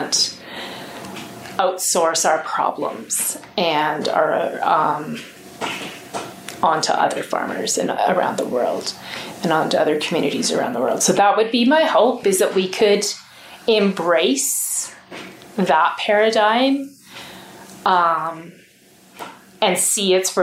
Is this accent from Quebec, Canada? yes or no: no; Alberta, Canada; as proud to be Canadian as I am Albertan